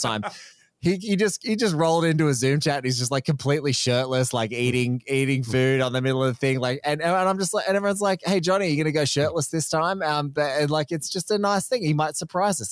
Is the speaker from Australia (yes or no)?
yes; Australia; an Australian guest